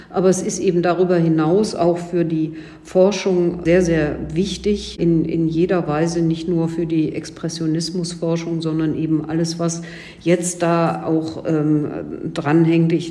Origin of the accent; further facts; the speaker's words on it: Cologne, North Rhine-Westphalia, Germany; Ich darf Ihnen als Kölnerin äh, verraten